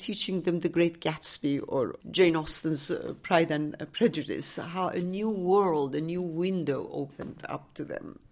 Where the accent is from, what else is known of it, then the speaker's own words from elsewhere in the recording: Tehran, Tehran Province, Iran; moved away as an adult; now in Washington, D.C., United States; I was born in Tehran, and I live in Washington, D C.